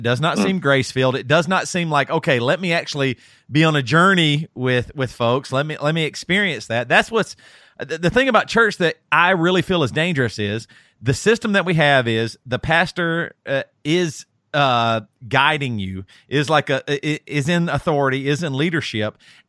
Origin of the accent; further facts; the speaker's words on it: the South, United States; I might even relate this in a way to like the same way as like growing up in the South and like with racism or something.